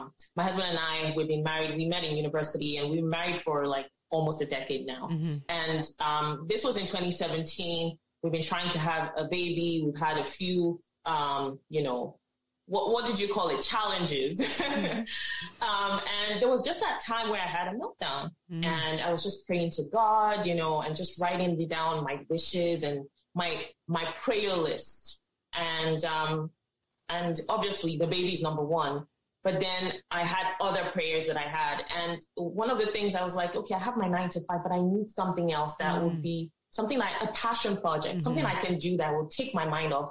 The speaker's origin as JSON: {"language": "English", "country": "Nigeria", "moved": "yes", "lives_now": "Canada", "said": "as Africans, as Nigerians"}